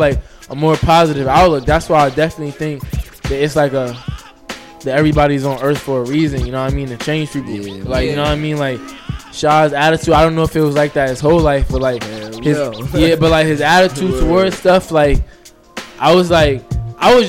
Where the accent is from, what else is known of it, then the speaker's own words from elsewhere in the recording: Newark, New Jersey, United States; also born or lived in South Orange, New Jersey; growing up in Newark